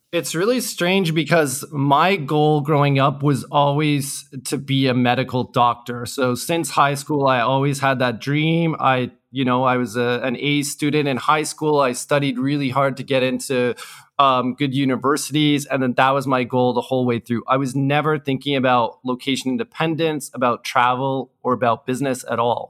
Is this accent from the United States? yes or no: no; Canada; moved away as an adult; also born or lived in Hong Kong / South Korea; I grew up and studied in Canada.